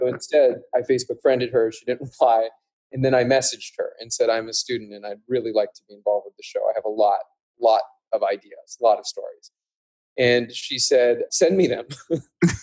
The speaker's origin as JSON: {"language": "English", "town": "Calgary", "region": "Alberta", "country": "Canada", "tie": "born or raised there", "said": "I grew up in Canada, actually, in Calgary, Alberta, which is a relatively small city."}